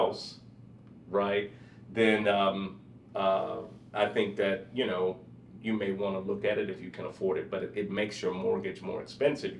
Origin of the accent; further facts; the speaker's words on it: St. Louis, Missouri, United States; now in Texas, United States; I'm from St. Louis, so where I'm from, you have basements